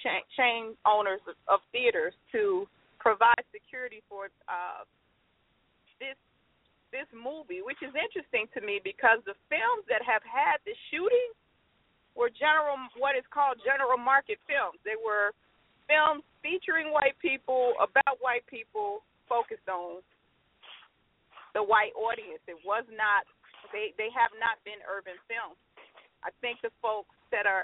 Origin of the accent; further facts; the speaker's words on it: Chicago, Illinois, United States; In my hometown, Chicago